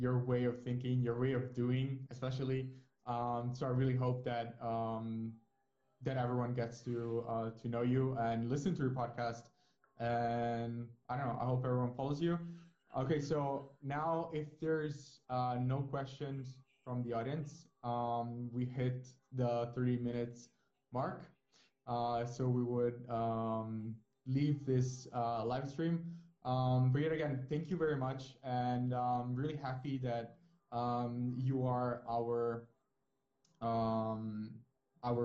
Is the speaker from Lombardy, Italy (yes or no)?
no; Naples, Campania, Italy; I'm from Naples